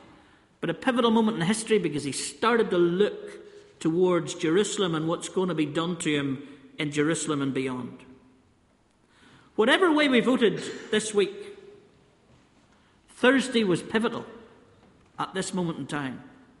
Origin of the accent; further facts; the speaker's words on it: Ballymena, Northern Ireland, United Kingdom; Now, I know you think I'm a culture from Ballymena, farmer and all that, close to the Lord and that my accent betrays me.